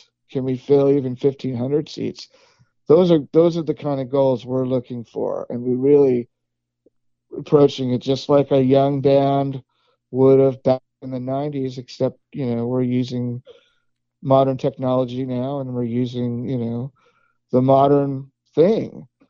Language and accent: English; West Coast, United States; now in Texas, United States; Look, I'm from the West Coast.